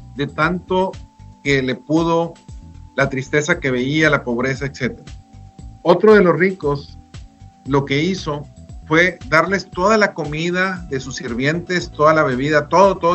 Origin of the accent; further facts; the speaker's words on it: Delicias, Chihuahua, Mexico; yo soy de Delicia, Chihuahua